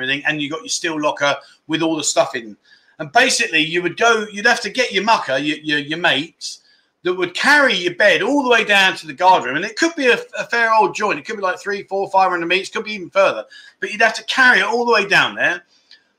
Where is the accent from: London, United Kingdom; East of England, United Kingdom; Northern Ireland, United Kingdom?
London, United Kingdom; moved away as an adult; now in Pattaya, Thailand; I'm from London